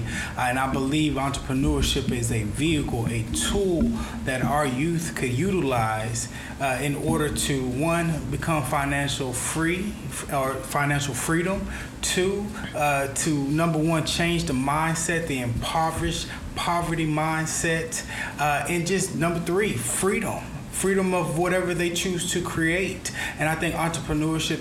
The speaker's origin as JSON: {"language": "English", "country": "United States", "said": "as an American"}